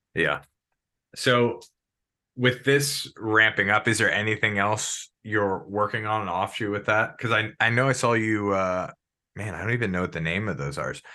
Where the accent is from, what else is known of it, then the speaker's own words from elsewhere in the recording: Maryland, United States; moved away; I'm originally from Maryland.